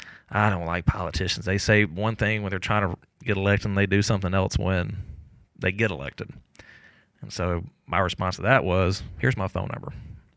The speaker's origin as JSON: {"language": "English", "town": "Jackson", "region": "Mississippi", "country": "United States", "tie": "born or raised there", "said": "I'm born and raised in South Jackson. I was born at Davis Hospital, so for the first 12 years of my life, I lived off of McDowell Road."}